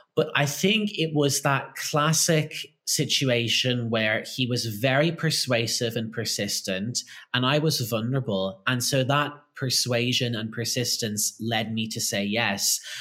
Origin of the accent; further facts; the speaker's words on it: Ireland; I grew up in Ireland